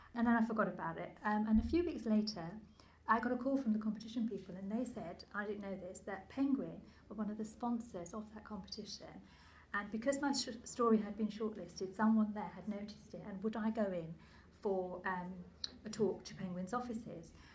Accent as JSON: {"language": "English", "region": "London", "country": "United Kingdom", "tie": "born or raised there", "second_language": "English", "said": "I grew up quite close to here. I grew up in Leytonstone, which is just a few miles that way."}